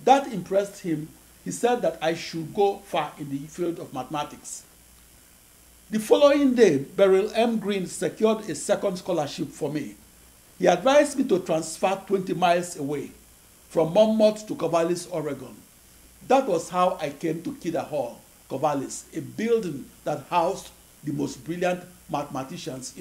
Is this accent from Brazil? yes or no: no; Nigeria; moved away as an adult; also born or lived in Akure, Nigeria / Sapele, Nigeria; now in United States; I was born on August 23, 1954, in Akure, in the western region of the British West African colony of Nigeria. In January 1960, and at age 5, I enrolled in first grade in St. Patrick's Primary School, Sapele, Nigeria